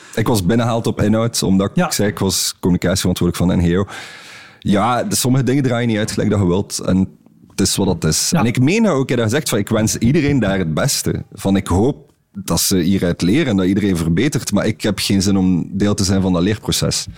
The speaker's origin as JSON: {"language": "Dutch", "country": "Belgium", "said": "we als Belgen"}